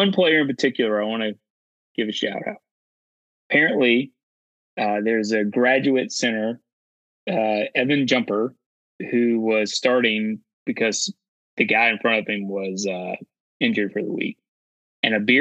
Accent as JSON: {"language": "English", "region": "North Carolina", "country": "United States", "tie": "born or raised there", "said": "grew up in North Carolina."}